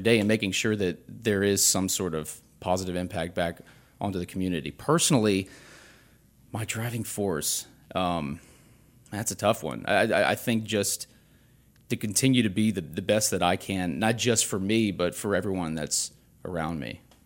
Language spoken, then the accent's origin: English; Baton Rouge, Louisiana, United States; this has been my hometown. I grew up here.